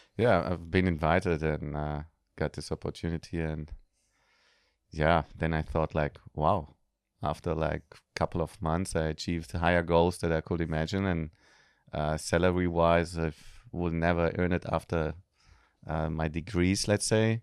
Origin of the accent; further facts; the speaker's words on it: Germany; moved away as an adult; also born or lived in Israel; now in Bali, Indonesia; I was born in Israel, grew up in Germany, I'm a mix